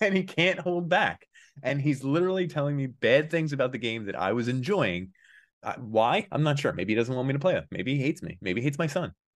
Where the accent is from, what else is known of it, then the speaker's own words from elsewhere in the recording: Philadelphia, Pennsylvania, United States; I'm more Philly than him, too